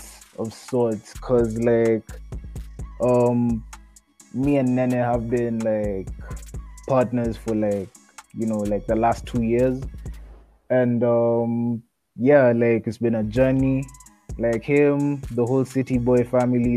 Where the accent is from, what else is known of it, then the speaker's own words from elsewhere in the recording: Kenya; I'm a Kenyan rapper, producer, basically Kenyan artist